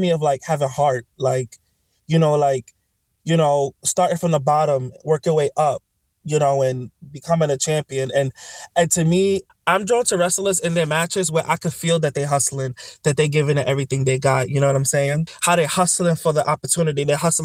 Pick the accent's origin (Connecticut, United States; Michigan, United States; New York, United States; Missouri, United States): New York, United States; New York City; I'm from the Boogie Down Bronx. I'm from Claremont Village out by Morrisania, Webster Avenue